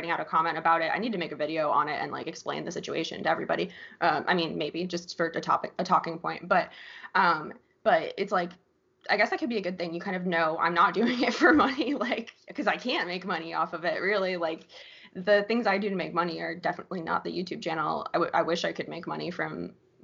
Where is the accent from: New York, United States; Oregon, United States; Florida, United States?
Florida, United States; I grew up in Florida my whole life. I was born here, raised here